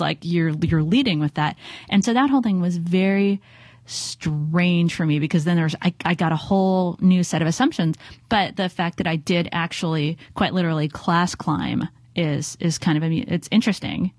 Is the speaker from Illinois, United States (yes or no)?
no; Los Angeles, California, United States; now in San Francisco, United States; growing up in Los Angeles